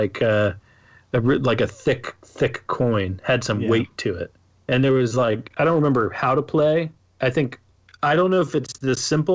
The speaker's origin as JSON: {"language": "English", "country": "United States", "said": "I'm an American"}